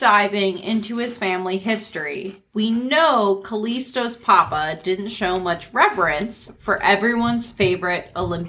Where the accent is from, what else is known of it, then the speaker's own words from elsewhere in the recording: Pennsylvania, United States; I'm from Pennsylvania